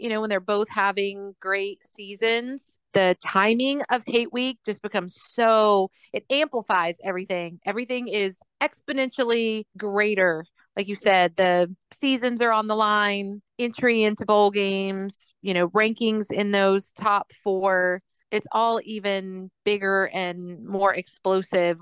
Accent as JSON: {"language": "English", "region": "Florida", "country": "United States", "tie": "born or raised there", "said": "I grew up in Florida"}